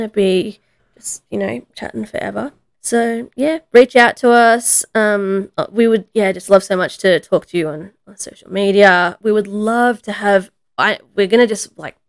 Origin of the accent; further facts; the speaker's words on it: the Blue Mountains, New South Wales, Australia; my hometown in the mountains